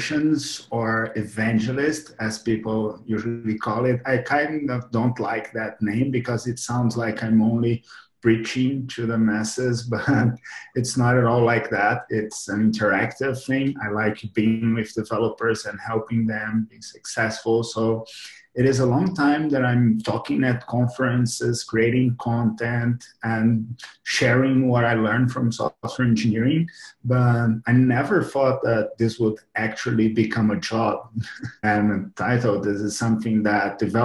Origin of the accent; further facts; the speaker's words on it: Brazil; now in Madrid, Spain; I'm from Brazil, actually, originally. I'm now in Madrid